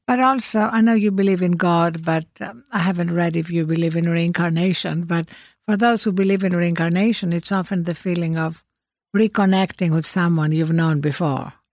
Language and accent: English; Greece; born or raised there